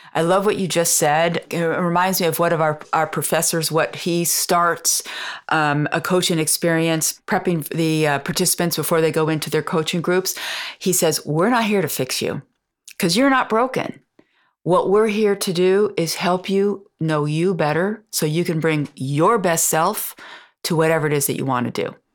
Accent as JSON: {"language": "English", "country": "United States", "also_born_or_lived": "France", "moved": "as an adult", "said": "As an American"}